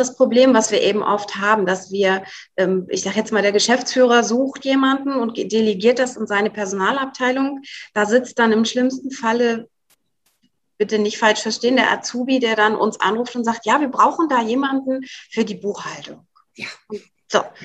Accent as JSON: {"language": "German", "area": "the North", "region": "Northern Germany", "country": "Germany", "tie": "born or raised there", "also_born_or_lived": "Switzerland", "moved": "as an adult", "said": "ich muss zurück in meine Heimat, in den Norden"}